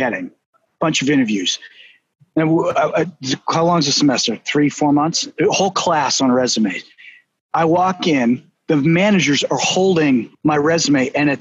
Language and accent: English; Boston, Massachusetts, United States; accent: Boston; my Boston accent